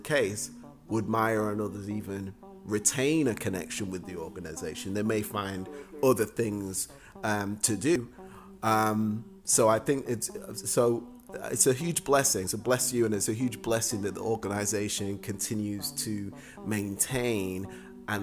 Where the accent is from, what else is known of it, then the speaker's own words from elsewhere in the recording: Manchester, North West England, United Kingdom; moved away; when I was a young person in England, growing up in Manchester